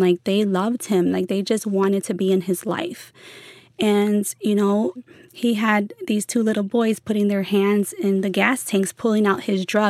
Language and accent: English; Chicago, Illinois, United States; moved away; I grew up in the Pilsen neighborhood, which is right next to Little Village.